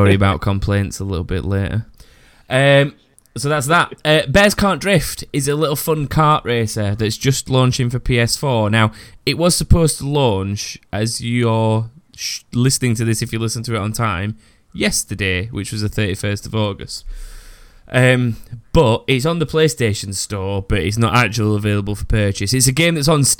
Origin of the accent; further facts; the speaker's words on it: United Kingdom; I'm so British